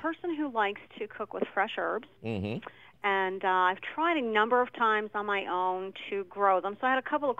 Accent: Allentown, Pennsylvania, United States; I hail from Allentown.

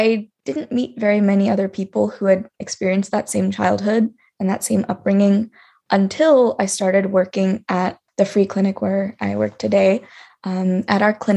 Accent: United States; I was born and raised in the United States, but my family immigrated here from India, specifically from Andhra Pradesh in the south of India.

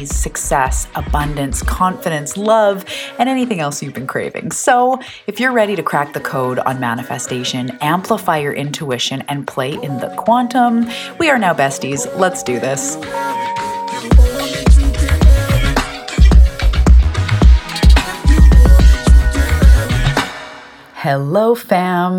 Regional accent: Canada; I'm a Canadian. I live on an island off the west coast of Canada called Vancouver Island

